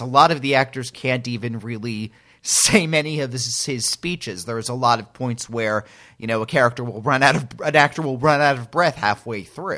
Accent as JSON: {"language": "English", "region": "Northern New Jersey", "country": "United States", "tie": "born or raised there", "said": "I'm from New Jersey and I work these kind of jobs"}